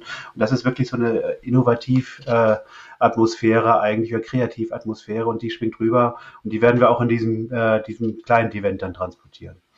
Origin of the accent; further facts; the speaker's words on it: Northern Germany, Germany; als Kind oder als, als Junge in Norddeutschland aufgewachsen bin